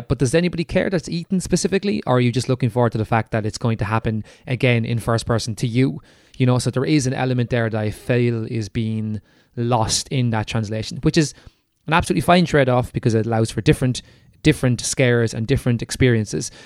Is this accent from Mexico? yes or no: no; Ireland; we're Irish